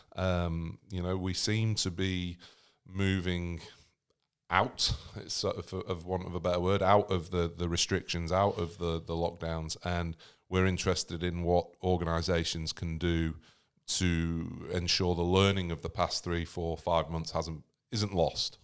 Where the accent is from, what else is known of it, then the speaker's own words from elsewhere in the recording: United States; I'm American